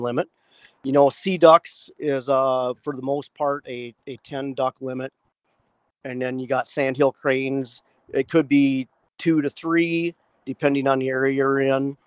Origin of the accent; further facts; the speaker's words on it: northeast Iowa, United States; moved away as an adult; also born or lived in Washington State / Fairbanks, Alaska; now in Eagle River, United States; northeast Iowa where I grew up